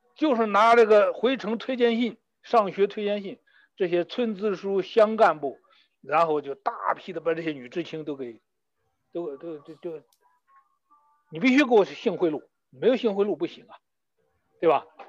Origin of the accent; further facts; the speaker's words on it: China; 没有我们中国人心计多